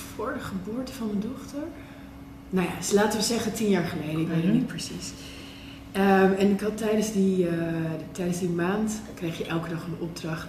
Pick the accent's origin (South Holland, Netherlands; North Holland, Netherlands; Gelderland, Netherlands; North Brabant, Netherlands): North Holland, Netherlands; West Friesland; de mentaliteit in West-Friesland, waar ik ben opgegroeid